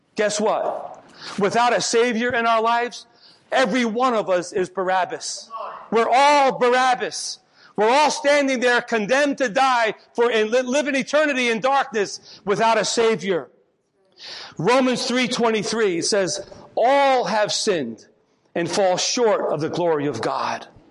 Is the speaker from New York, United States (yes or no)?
yes; Port Chester, New York, United States; in my hometown of Port Chester, New York